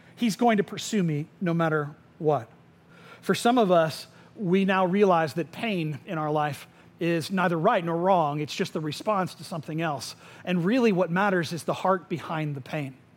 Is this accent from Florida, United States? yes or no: yes; Winter Springs, Florida, United States; I grew up in Tuscaloosa, which is in Winter Springs.